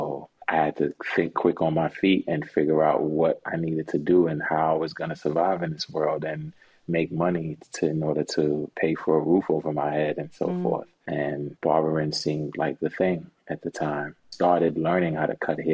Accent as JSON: {"language": "English", "town": "New York City", "region": "New York", "country": "United States", "tie": "born or raised there", "said": "originally I'm from Brooklyn, New York, born and raised"}